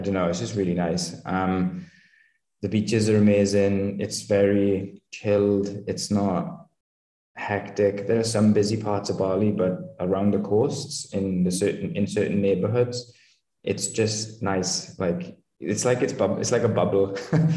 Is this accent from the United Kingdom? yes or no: yes; Wales, United Kingdom; moved away as an adult; I'm originally from Wales in the UK